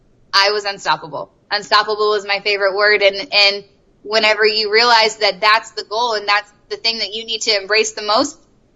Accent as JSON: {"language": "English", "region": "the South", "country": "United States", "said": "because I'm from the South, and so we're just like, …, get over here."}